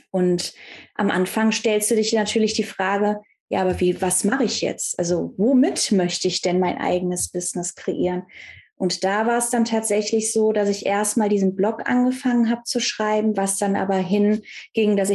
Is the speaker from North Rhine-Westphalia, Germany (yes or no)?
yes; North Rhine-Westphalia, Germany; ich komme ja aus dem Kölner Raum, aus dem Bergischen Land und ich bin halt eine Frohnatur